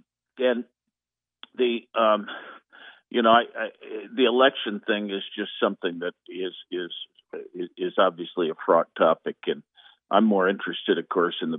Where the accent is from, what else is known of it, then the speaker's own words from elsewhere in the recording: Indiana, United States; I'm a Hoosier from Indiana.